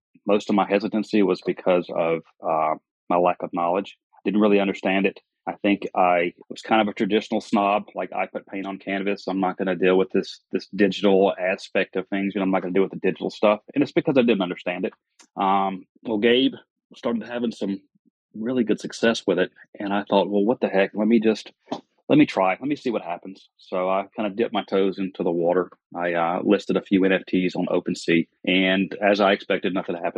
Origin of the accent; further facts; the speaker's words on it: the South, United States; accent: Southern; I live in South Carolina. If you couldn't tell by my accent, I'm a Southerner.